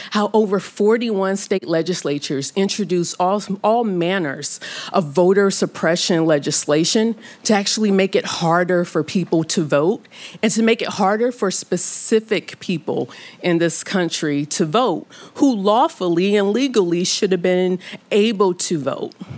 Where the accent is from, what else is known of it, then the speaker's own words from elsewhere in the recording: Omaha, Nebraska, United States; I'm from Omaha, Nebraska. I'm sure there's a lot of questions with how it's a black girl from Omaha, Nebraska, on both sides of the family.